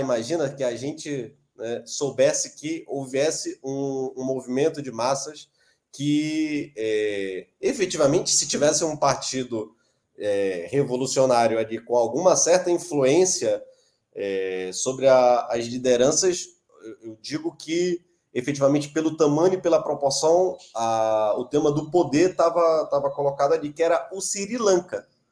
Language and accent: Portuguese; Belém, Pará, Brazil; eu sou de Belém do Pará